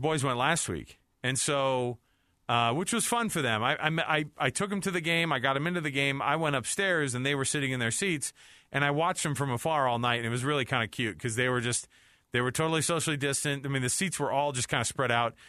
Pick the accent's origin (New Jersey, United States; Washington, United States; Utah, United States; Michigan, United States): Utah, United States; we're from Utah